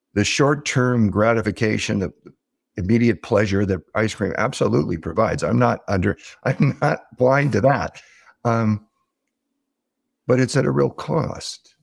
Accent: Southern California, United States; I grew up in Southern California

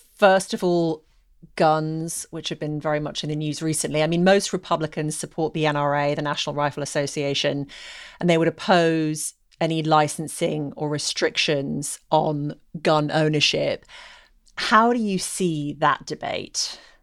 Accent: United Kingdom; now in United States

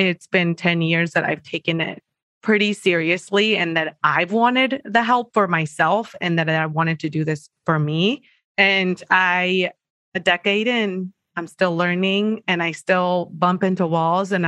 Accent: Mexico; English is a second language; moved away as an adult; now in San Diego, United States; I am originally from Mexico. I'm in San Diego right now, but I lived in Mexico all the way until I was 24

